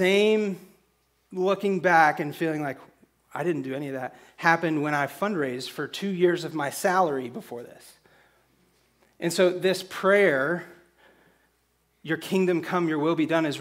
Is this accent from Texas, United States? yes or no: yes; San Angelo, Texas, United States; also born or lived in Abilene; We're both from San Angelo